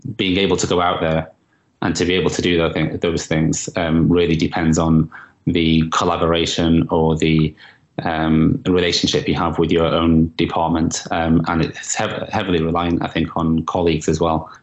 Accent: Manchester, North West England, United Kingdom; in Manchester, in my hometown

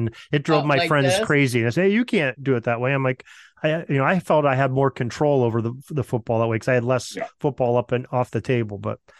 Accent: Western Pennsylvania, United States; I'm from Western Pennsylvania.

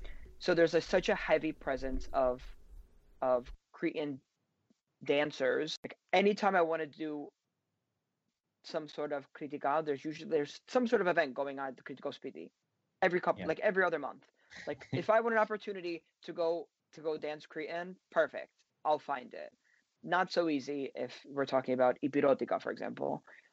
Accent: Mani, Peloponnese, Greece; And I come from Mani, like the portion of Mani that's in Lakonia.

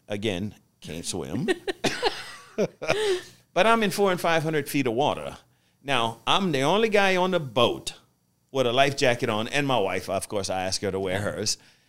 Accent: the South, United States; growing up in the South where I grew up from, we didn't have a lot financially

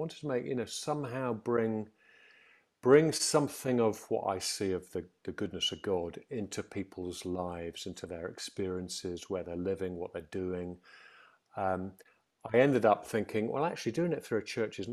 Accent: Stafford, West Midlands, United Kingdom; I was brought up in Stafford, a very secure home

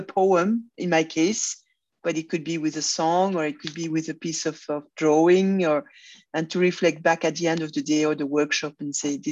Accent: Brussels, Brussels-Capital Region, Belgium; also born or lived in Congo / Belfast, Northern Ireland; I was born in Brussels, but my parents were living in Africa at the time, in Zaire, now Congo. So, I've spent 7 years in Congo. Then we came back around Brussels

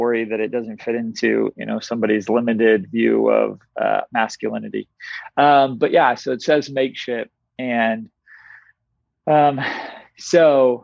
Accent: Tulsa, Oklahoma, United States; growing up in Tulsa, Oklahoma

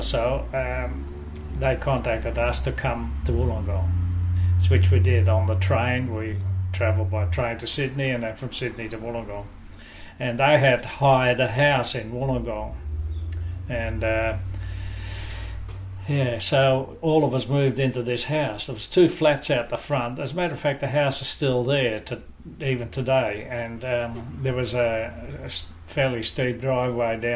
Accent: Leeuwarden, Friesland, Netherlands; now in Australia; I was born in Leeuwarden, which is a town in Holland, in 1938

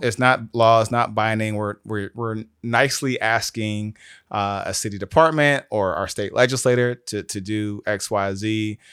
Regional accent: South DeKalb, Georgia, United States; also born or lived in Atlanta, Georgia / Ohio; I was raised in South the Cab, so I was raised by a single mom, grew up off of Farrington

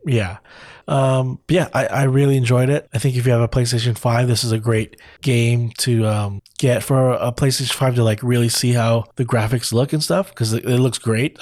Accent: California, United States; I grew up in California

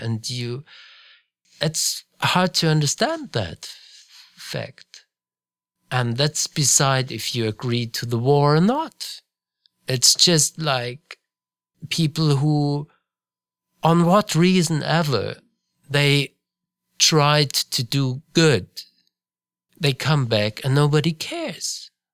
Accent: Munich, Bavaria, Germany; I grew up in Munich, Bavaria

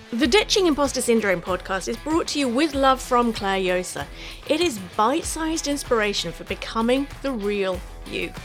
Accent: United Kingdom; if you hadn't guessed from my accent, I'm a Brit. I'm from the U K.

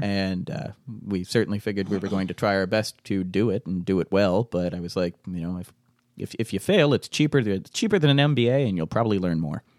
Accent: Fairport, New York, United States; I grew up out in Fairport.

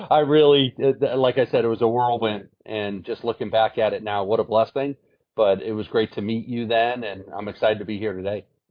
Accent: Brockton, Massachusetts, United States; moved away as an adult; now in Atlanta, United States; Went back to my hometown, Brockton, and was a volunteer coach as I taught there as a history teacher

